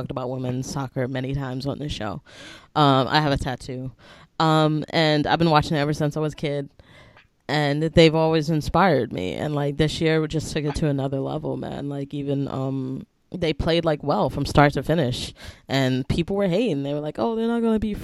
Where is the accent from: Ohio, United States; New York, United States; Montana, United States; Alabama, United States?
New York, United States; I'm a New Yorker